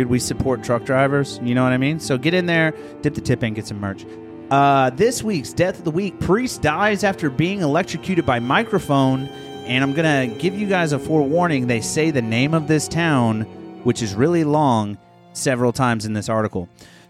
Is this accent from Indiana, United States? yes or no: yes; Posey County, Indiana, United States; I grew up in Posey County, not a lot greater.